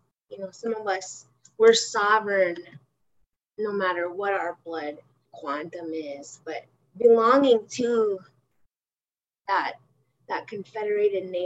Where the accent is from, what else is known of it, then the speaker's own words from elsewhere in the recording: Helena, Montana, United States; we grew up in Helena. We grew up urban off the reservation